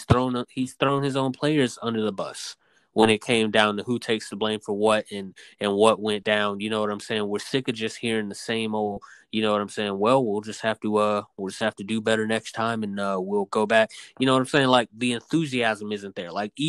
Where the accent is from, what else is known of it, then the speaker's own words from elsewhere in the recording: Auburn, Alabama, United States; when I was growing up around Auburn football, all there was beating Alabama.